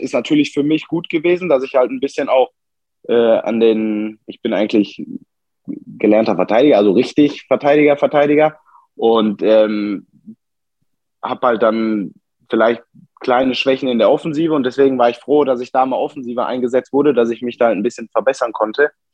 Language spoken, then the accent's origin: German; Bottrop, North Rhine-Westphalia, Germany; geboren in Bottrop am äh, 2.10.2000